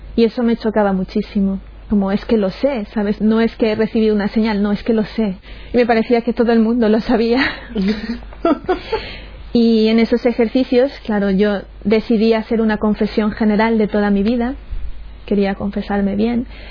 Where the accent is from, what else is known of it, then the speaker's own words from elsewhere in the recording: Chone, Manabí, Ecuador; moved away; also born or lived in Portoviejo, Ecuador; aunque yo nací en Puerto Viejo, luego cuando mis padres se separaron nos fuimos a vivir a Chone